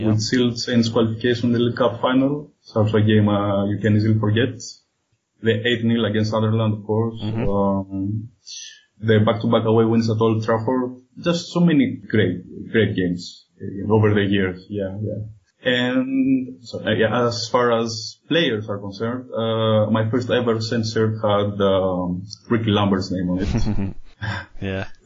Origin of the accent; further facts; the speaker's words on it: Athens, Attica, Greece; for those of you who live in here. Uh, I was born and raised in Athens, Greece, and uh, I'm a journalist and a freelance writer by profession.